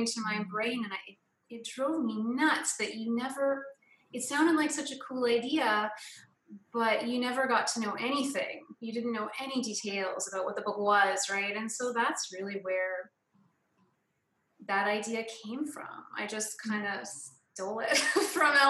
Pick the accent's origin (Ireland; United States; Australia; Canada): Canada; moved away; I'm from Canada originally